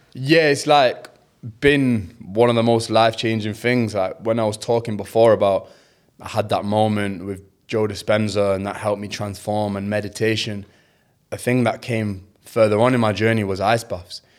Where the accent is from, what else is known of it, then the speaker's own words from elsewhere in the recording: England, United Kingdom; as a Pakistani, as a British Pakistani